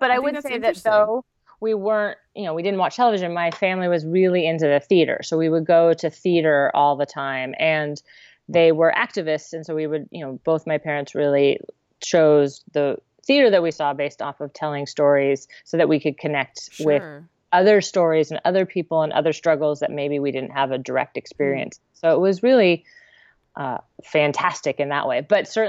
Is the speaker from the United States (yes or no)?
yes; Santa Cruz, California, United States; also born or lived in Melbourne, Australia; I grew up in Santa Cruz.